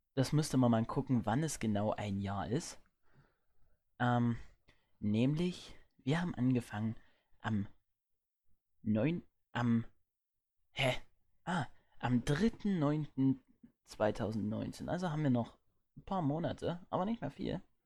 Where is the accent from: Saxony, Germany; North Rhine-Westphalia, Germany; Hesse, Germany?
Saxony, Germany; Erzgebirge; bei uns im Erzgebirge